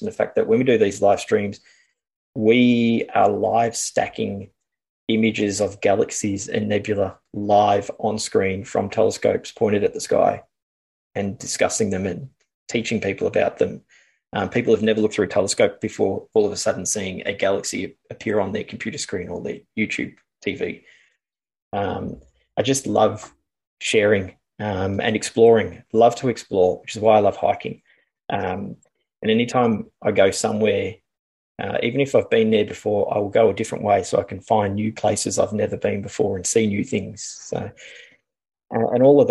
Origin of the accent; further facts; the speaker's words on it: Australia; I'm Australian